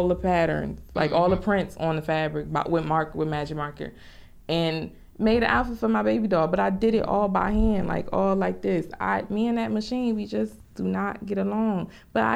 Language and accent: English; Newark, New Jersey, United States; I'm from Newark, particularly the South Ward in Newark.